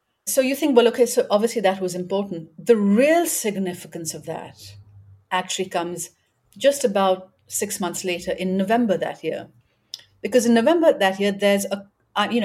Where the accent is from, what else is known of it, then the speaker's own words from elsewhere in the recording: Karachi, Sindh, Pakistan; moved away as an adult; also born or lived in New York; I grew up in Karachi